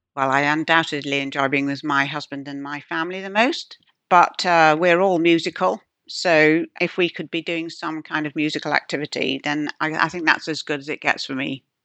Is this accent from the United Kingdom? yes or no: yes; Yorkshire and the Humber, United Kingdom; moved away; I come from Yorkshire, my father's still there